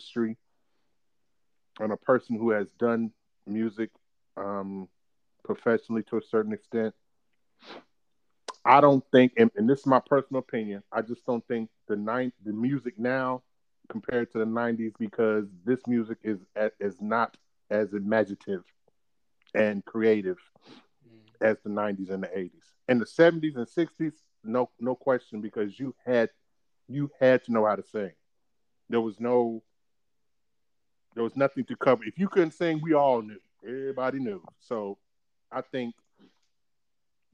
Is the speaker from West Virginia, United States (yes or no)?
yes; Bluefield, West Virginia, United States; When I grew up in West Virginia, yes, people, I'm from West Virginia, Bluefield, West Virginia